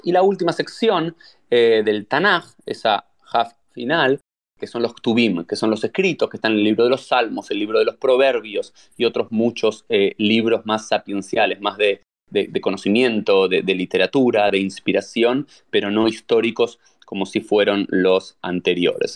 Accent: Argentina; also born or lived in Israel; now in South Florida, United States; soy argentino, soy rabino

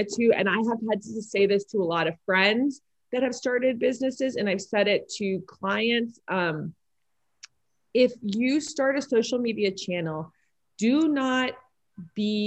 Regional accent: Miami, Florida, United States; now in Louisville, United States; I grew up in Miami, Florida too. And then I moved to Louisville

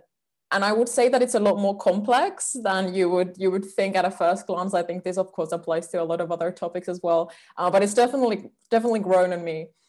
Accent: Finland; also born or lived in Finnish Lapland; I'm also from Finland.

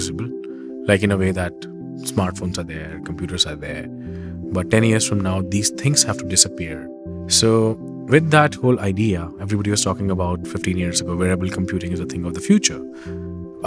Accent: Delhi, India; I grew up in Delhi, one of the most intensely humanly populated and polluted cities around the world

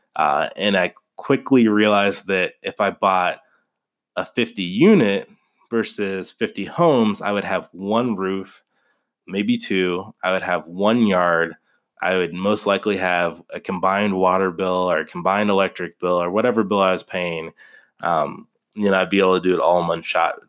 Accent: Kansas City, United States; also born or lived in Wichita, Kansas / northern Colorado; now in Colorado, United States; I grew up in Kansas City

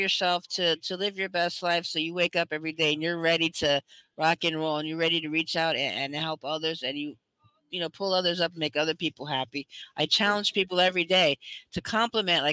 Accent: United States; also born or lived in Central Florida; I am from the United States

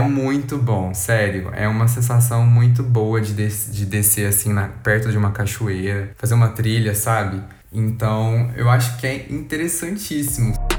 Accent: Uberlândia, Minas Gerais, Brazil; nós somos de Uberlândia, Minas Gerais, que fica no Triângulo Mineiro

